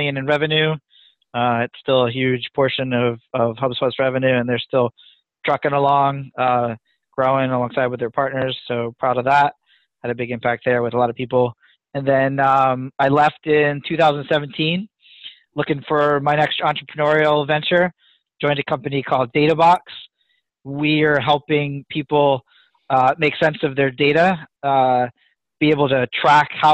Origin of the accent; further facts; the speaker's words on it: near Philadelphia, Pennsylvania, United States; now in New England, United States; Born and raised near Philadelphia